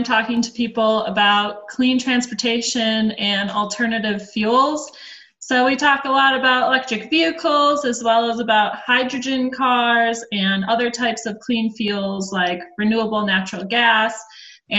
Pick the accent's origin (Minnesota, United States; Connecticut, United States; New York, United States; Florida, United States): Minnesota, United States; Minnetonka; moved away as an adult; also born or lived in Indiana; now in Colorado, United States; I'm actually from Minnesota. I grew up in Minnetonka.